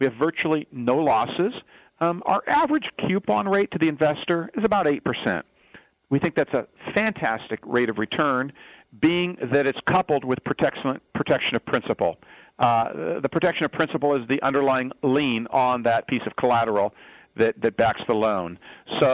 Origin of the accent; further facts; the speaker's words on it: Fresno, Southern California, United States; born and raised in Southern California, moved to Fresno, California, right here in the heart of the Central Valley, back quite some time ago, and finished high school there